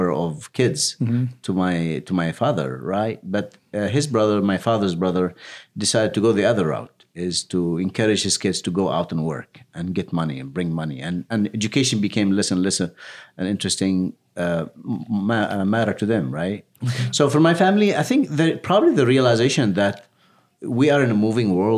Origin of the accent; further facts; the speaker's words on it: Yemen; moved away; I just grew up like every other kid growing up in Yemen